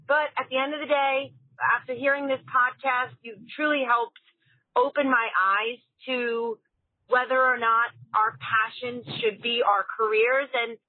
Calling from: Ridgefield, New Jersey, United States; I'm calling from Ridgefield, New Jersey.

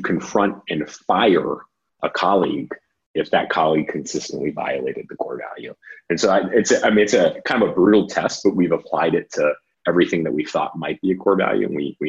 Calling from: Austin, Texas, United States; I am sitting in our WeWork office in Austin, Texas.

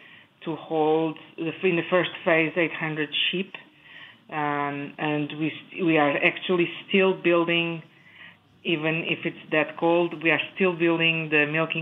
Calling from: Monroe, Wisconsin, United States; moved away as an adult; I'm calling from Monroe, Wisconsin. I moved here 3 years ago.

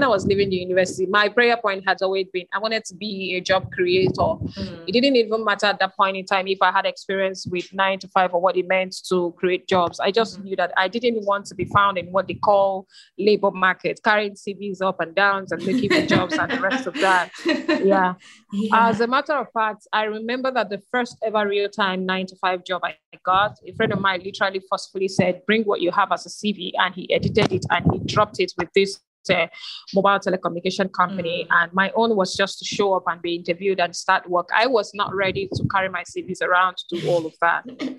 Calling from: Lagos, Nigeria; Okay, first of all, I am joining in from Lagos, Nigeria

